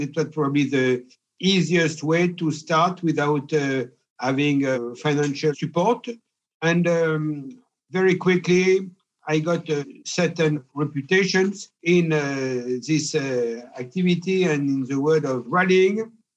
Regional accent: Pierrefort, Auvergne-Rhône-Alpes, France; I was born in Pierrefort, a little village in uh, Cantal, in the center of France.

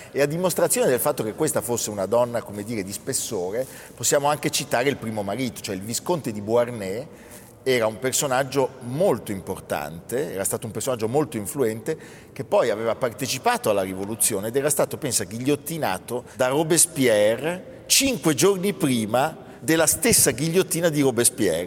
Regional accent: Milan, Lombardy, Italy; orgoglio meneghino

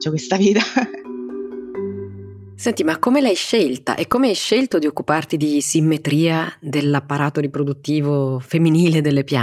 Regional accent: Rome, Lazio, Italy; moved away as an adult; now in Norwich, United Kingdom; Sì, sono nata e cresciuta a Roma.

